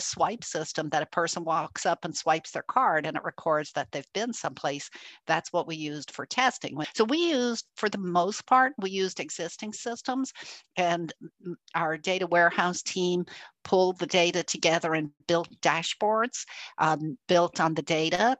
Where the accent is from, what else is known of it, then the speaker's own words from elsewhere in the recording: Ireland; also born or lived in Germany; now in United States; I'm actually an immigrant. I'm originally from Ireland, uh, and I have lived in Germany and moved to the US a long time